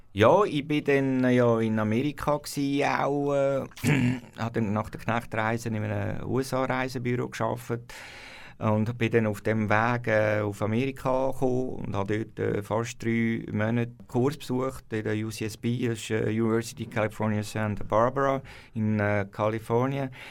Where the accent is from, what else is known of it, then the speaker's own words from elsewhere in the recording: Wohlen, Aargau, Switzerland; ich bin in Wollen aufgewachsen, im Freiamt